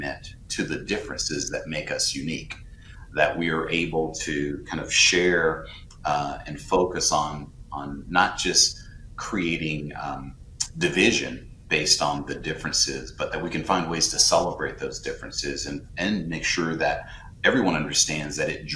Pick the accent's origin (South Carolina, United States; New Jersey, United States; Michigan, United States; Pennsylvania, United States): South Carolina, United States; a black man who was born and raised in South Carolina